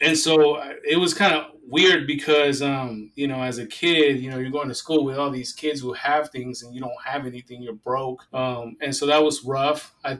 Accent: Stockton, California, United States; moved away as an adult; also born or lived in Mexico; now in Idaho, United States; immigrate to California when I was 3 years old, and so that's all I know. You know, I pretty much grew up in Stockton, California. I was raised in that city.

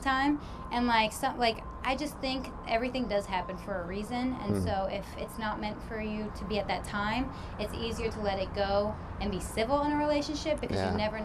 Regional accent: near Poughkeepsie, upstate New York, United States; moved away as an adult; also born or lived in Charlotte; I'm from upstate New York, up by Poughkeepsie

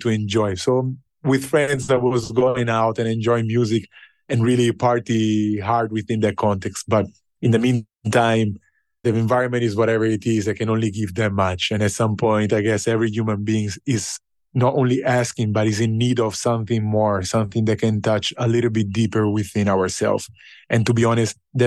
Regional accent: Italy; moved away as an adult; now in Ghana; growing up in Italy

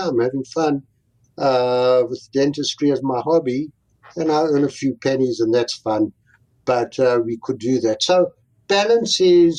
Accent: South Africa; moved away as an adult; also born or lived in Connecticut / Atlanta; now in United States; I came from an immigrant family who fled the Holocaust with their lives, and that is where we grew up in South Africa

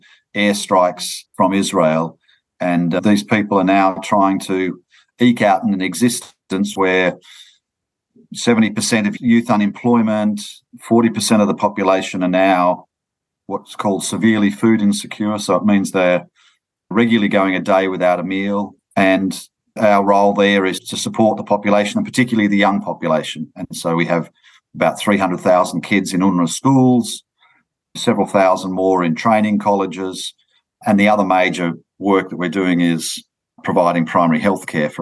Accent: Sydney, New South Wales, Australia; I grew up in Sydney

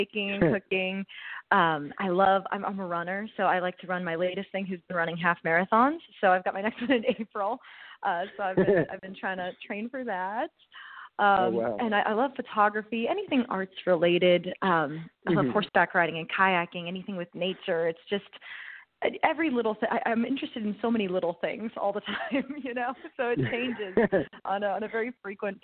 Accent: Youngstown, Ohio, United States; I hail from a small town up in northeastern Ohio. I was born in Youngstown, Ohio, so I'm a northerner by blood

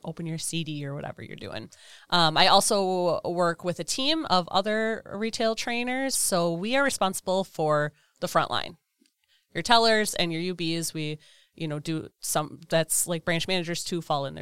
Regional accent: Eden, Wisconsin, United States; Eden, Wisconsin.

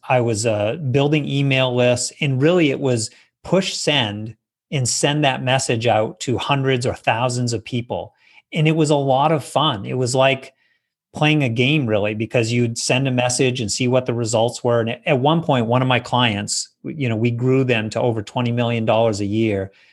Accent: Maine, United States; I grew up in Maine in the Northeast

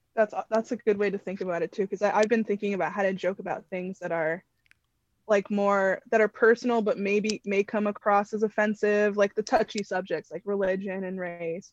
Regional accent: Connecticut, United States; I'm from Connecticut.

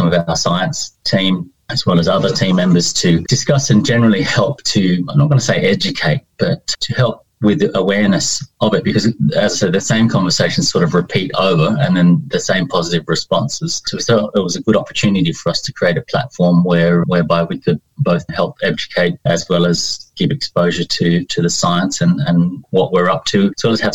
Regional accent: Sydney, New South Wales, Australia; accent: Australian; moved away as an adult; also born or lived in Winchester, United Kingdom; now in United Kingdom; I grew up in Sydney

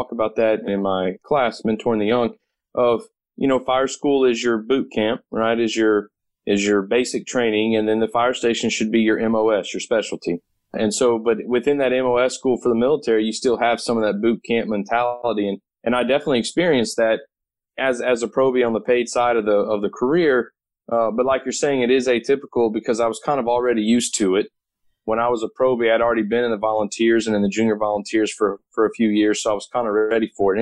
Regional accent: Katy, Texas, United States; also born or lived in Louisiana; when I was 15 years old in my hometown of Katy, Texas

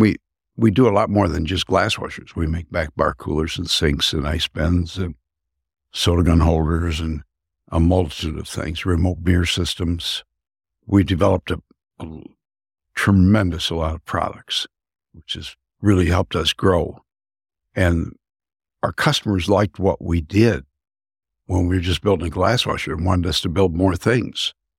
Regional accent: Saginaw, Michigan, United States; I grew up in Saginaw, Michigan. Been here all my life, other than the Army.

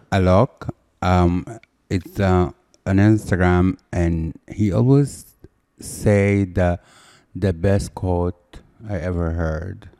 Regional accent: Cairo, Cairo Governorate, Egypt; moved away as an adult; now in United States; I'm from Egypt

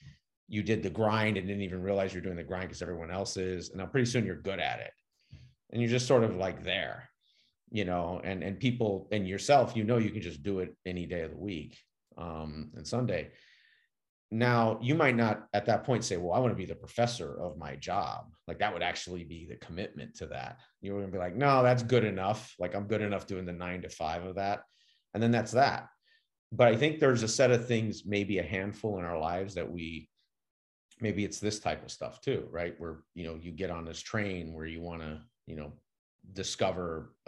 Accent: California, United States; I grew up with some in California

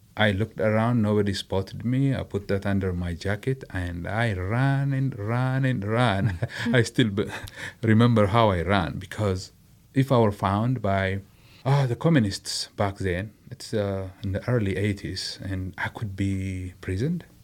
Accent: Adama, Oromia, Ethiopia; moved away; I was raised in Nazareth, a commercial town

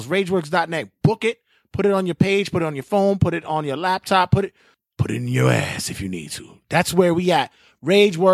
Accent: New York City, New York, United States; growing up in Bushwick, Williamsburg

